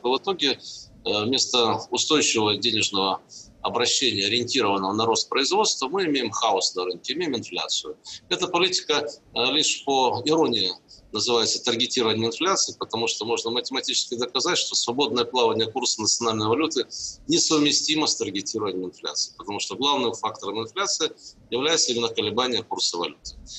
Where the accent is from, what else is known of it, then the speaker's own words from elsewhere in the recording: Zaporizhzhia, Zaporizhzhia Oblast, Ukraine; now in Russia; Я сам родился и вырос на Украине. Могу сказать, что уровень а, производственно-технологического развития в Запорожье, родном мне